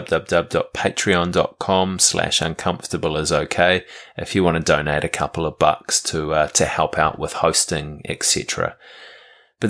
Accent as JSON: {"language": "English", "country": "New Zealand"}